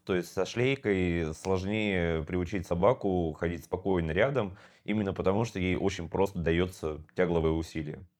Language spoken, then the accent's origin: Russian; Sakhalin Oblast, Russia; моё детство прошло на Сахалине